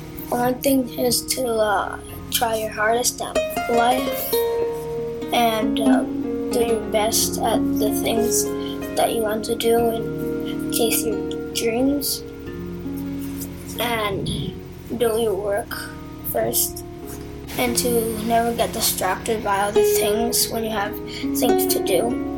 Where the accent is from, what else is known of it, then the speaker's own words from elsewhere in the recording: Boston, Massachusetts, United States; I'm 12 years old, and I'm from Boston.